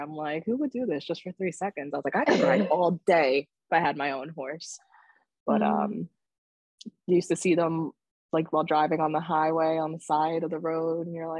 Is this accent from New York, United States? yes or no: yes; New York City, New York, United States; now in New Jersey, United States; I wasn't raised in Jersey. I was born in Brooklyn.